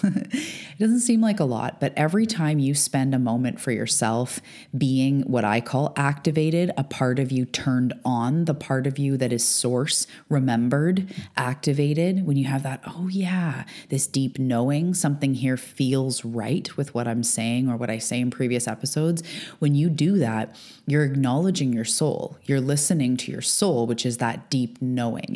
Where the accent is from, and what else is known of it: Canada; now in Vancouver Island, Canada